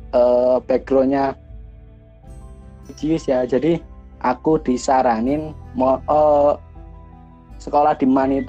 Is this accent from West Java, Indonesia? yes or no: no; Banyuwangi, East Java, Indonesia; Saya asli orang Banyuwangi yang saat ini kuliah di Surabaya.